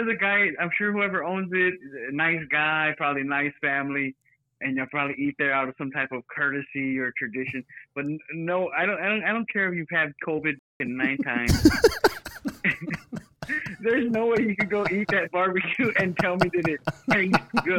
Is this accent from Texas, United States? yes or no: yes; Texas, United States; no, I'm from Texas. We don't do baked beans down here.